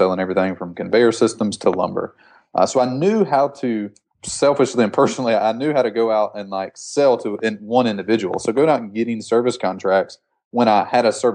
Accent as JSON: {"language": "English", "region": "Alabama Gulf Coast", "country": "United States", "tie": "born or raised there", "said": "I'm from Alabama, just a rural town in Alabama. I grew up on the Gulf Coast"}